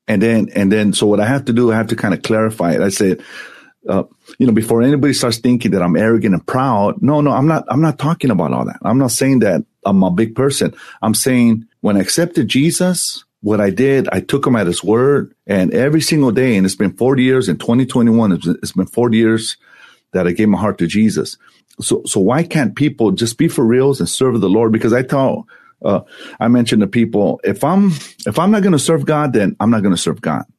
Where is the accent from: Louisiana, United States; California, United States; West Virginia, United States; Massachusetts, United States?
California, United States; Santa Ana; I grew up in Santa Ana, it's it's the LA of Orange County